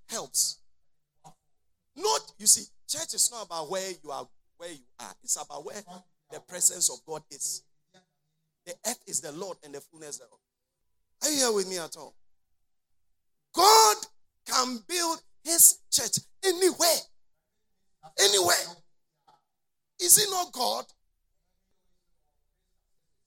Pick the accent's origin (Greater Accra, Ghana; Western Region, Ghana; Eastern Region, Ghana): Eastern Region, Ghana; Konkonuru; I was born in Konkonuru here